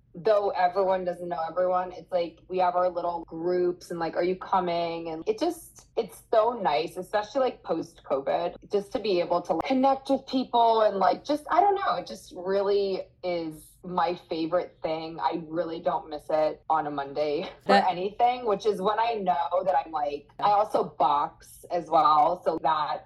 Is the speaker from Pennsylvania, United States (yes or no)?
yes; Erie, Pennsylvania, United States; also born or lived in New York; I grew up in Erie, Pennsylvania, and I went to Erie McDowell.